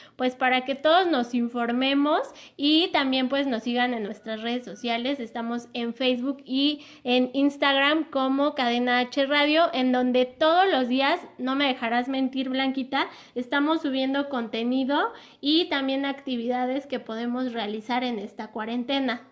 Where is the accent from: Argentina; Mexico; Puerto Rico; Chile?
Mexico; como mexicanos